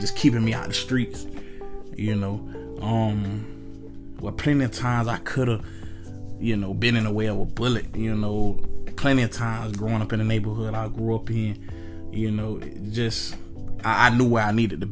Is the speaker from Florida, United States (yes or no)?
yes; Altamonte Springs, Florida, United States; I'm from Altamont, Florida